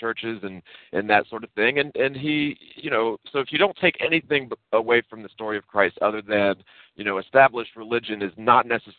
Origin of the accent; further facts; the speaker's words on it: Virginia, United States; I was born in Virginia, and so I grew up very close to the Potomac River, and we could swim across from Virginia to Maryland.